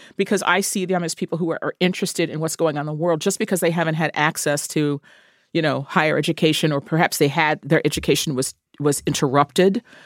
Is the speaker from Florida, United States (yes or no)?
no; New York, United States; growing up in New York